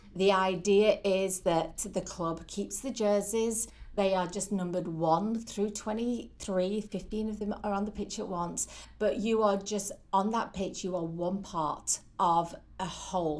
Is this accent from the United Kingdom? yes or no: yes; St Helens, North West England, United Kingdom; moved away as an adult; now in Oswego, United States; originally from a town called St Helens in the northeast of England.